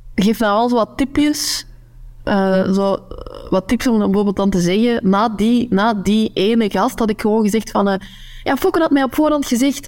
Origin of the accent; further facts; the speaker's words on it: Noorderkempen, Flanders, Belgium; accent: Kempisch; moved away as an adult; now in West Flanders, Belgium; Ik, ik spreek mijn Kempisch accent. Ehm, maar de Kempen, de Noorderkempen, ligt in de provincie, provincie Antwerpen